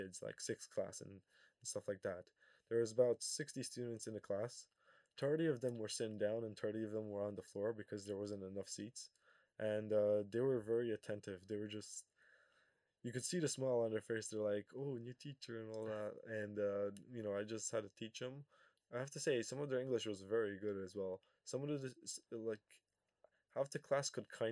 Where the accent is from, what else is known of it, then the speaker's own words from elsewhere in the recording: Kosovo; I come from Kosovo, so the heat is usually around 30 degrees